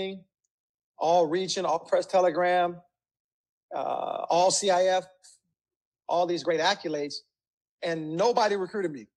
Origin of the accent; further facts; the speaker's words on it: Compton, California, United States; I grew up in Compton to a single family.